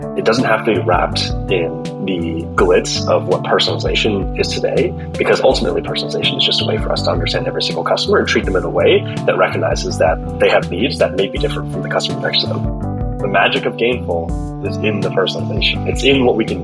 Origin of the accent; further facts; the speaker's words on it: Southern California, United States; We grew up in Southern California playing soccer together